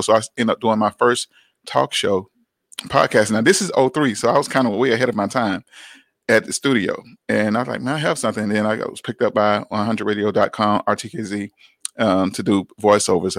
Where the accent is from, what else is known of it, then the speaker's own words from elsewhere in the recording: Atlanta, Georgia, United States; growing up in Atlanta